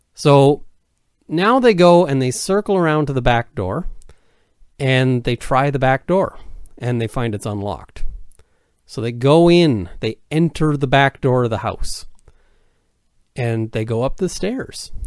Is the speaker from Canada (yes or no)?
yes; Canada